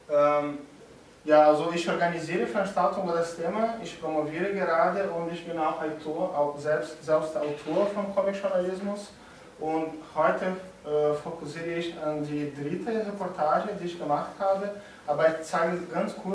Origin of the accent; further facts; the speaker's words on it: Brazil; German is a second language; Also ich komme aus Brasilien, wenn, äh, wenn Sie etwas nicht so gut verstehen können, dann sagen Sie mir bitte Bescheid, ich versuche anders zu sagen.